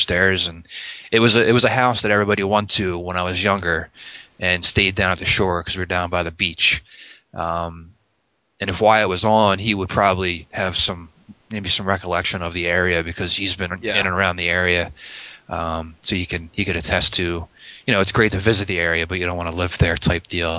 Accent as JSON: {"language": "English", "town": "North Wildwood", "region": "New Jersey", "country": "United States", "tie": "born or raised there", "said": "I grew up in South Jersey, actually North Wildwood, and I lived in the same house for"}